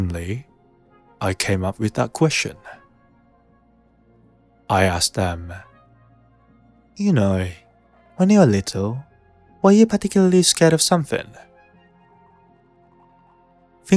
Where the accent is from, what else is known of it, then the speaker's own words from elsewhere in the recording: Ibaraki, Japan; moved away as an adult; also born or lived in Kyoto; I was born in Ibaraki Prefecture, but I moved to Kyoto as I got into university there.